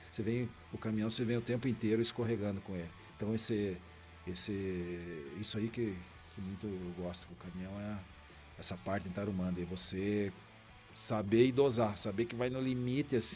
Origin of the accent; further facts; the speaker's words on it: Cascavel, Paraná, Brazil; Me criei em Cascavel, né? Se aprendi a correr em Cascavel